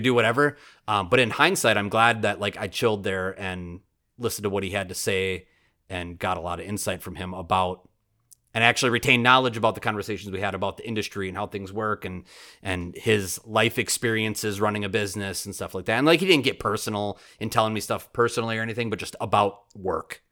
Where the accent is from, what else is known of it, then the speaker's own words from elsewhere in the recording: Oshkosh, Wisconsin, United States; born and raised in Oshkosh, and, like, born in the eighties and raised in Oshkosh